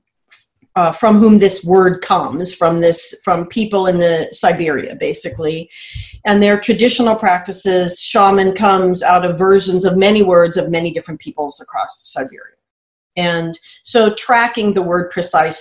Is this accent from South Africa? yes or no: no; United States; I'm American